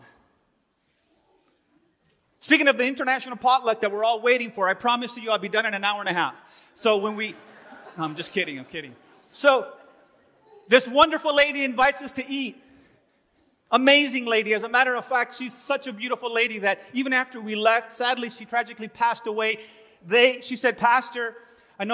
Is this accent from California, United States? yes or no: yes; Los Angeles, California, United States; moved away as an adult; also born or lived in Miami / Silas, Alabama; I was born and raised in Los Angeles